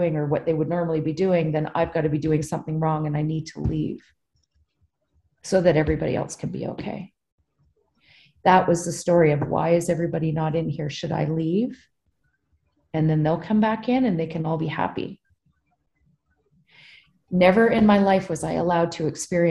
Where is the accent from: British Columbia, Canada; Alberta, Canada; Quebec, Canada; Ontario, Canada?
British Columbia, Canada; also born or lived in New Brunswick; I went to BC and I grew up out west.